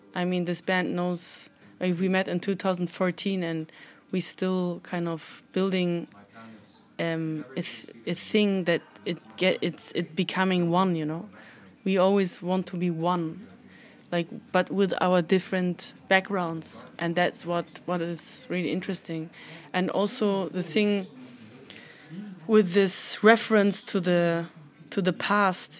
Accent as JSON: {"language": "English", "region": "Hamburg", "country": "Germany", "tie": "born or raised there", "said": "Hamburg. It was my hometown. Uh, it, it is my hometown"}